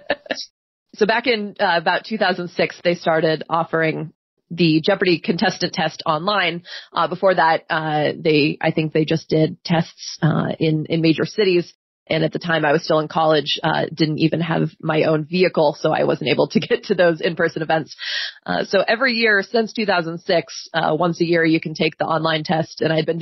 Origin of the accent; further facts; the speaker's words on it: Pennsylvania, United States; moved away as an adult; now in Kent, United States; I grew up in Pennsylvania, where there's a lot of small towns